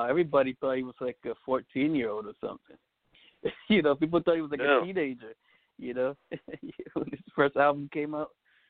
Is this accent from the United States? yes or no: yes; Providence, Rhode Island, United States; also born or lived in South Bronx, New York; I was born in Providence, Rhode Island, 1981. Just recently had a birthday, turned 40.